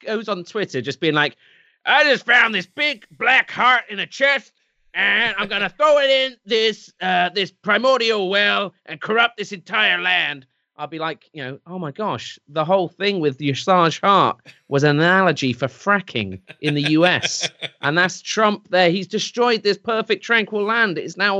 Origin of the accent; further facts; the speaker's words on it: England, United Kingdom; I'm English.